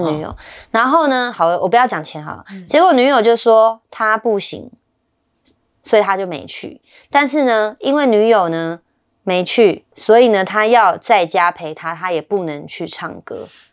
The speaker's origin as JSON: {"language": "Chinese", "country": "Taiwan", "said": "我们是台湾人"}